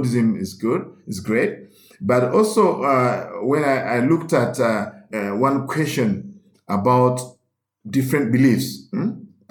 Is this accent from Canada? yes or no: no; Uganda; as a Roman Catholic growing up in Uganda